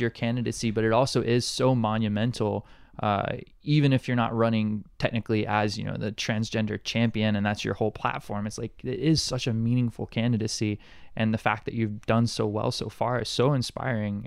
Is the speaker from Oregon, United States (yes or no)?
no; Montgomery, Alabama, United States; now in Honolulu, United States; I'm from Montgomery, Alabama originally